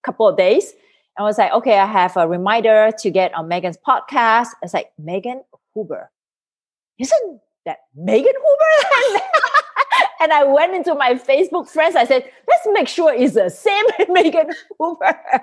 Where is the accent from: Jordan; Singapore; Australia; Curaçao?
Singapore; moved away as an adult; now in United States; I'm originally from Singapore. So I came to the United States in 2004.